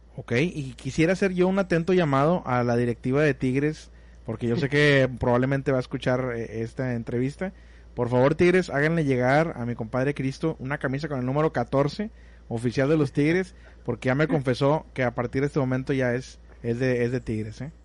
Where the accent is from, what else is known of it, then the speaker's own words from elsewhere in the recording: Mexico; los mexicanos nos sentimos más